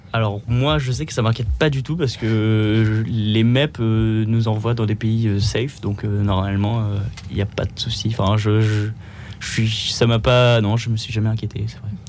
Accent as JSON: {"language": "French", "area": "Pas-de-Calais", "region": "Hauts-de-France", "country": "France", "moved": "as an adult", "lives_now": "Paris, France", "said": "je viens du Pas-de-Calais"}